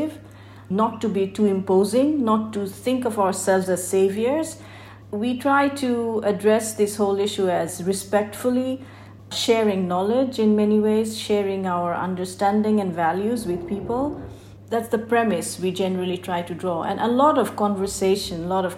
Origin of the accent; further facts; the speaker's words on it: Bangladesh; I'm from Bangladesh. I grew up here. I was born and brought up.